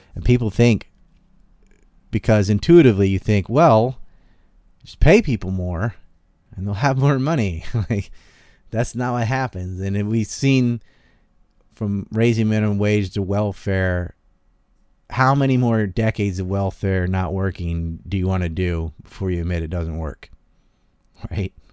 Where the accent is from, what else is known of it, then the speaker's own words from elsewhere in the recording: the South, United States; now in Japan; I just happen to have been born in the South